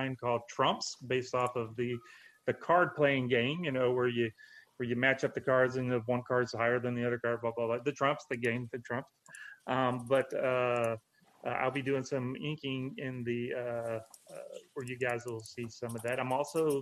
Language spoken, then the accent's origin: English; Mississippi, United States; now in Orlando, United States; I'm from I'm from Mississippi, but I live in Orlando, Florida.